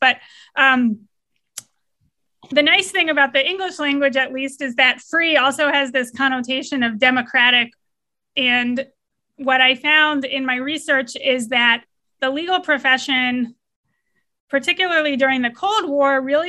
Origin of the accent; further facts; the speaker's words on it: Atlanta, Georgia, United States; also born or lived in Stanford; I wasn't alive yet in 1968, but I grew up in Atlanta, Georgia, and went to Princeton University undergrad, and then went out to Stanford